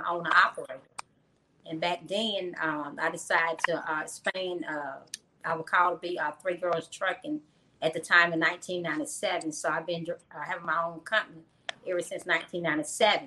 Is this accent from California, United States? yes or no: no; New York City, New York, United States; now in Magee, United States; I was born in Brooklyn, New York, but I've been residing in McGee, Mississippi for the last past 25 years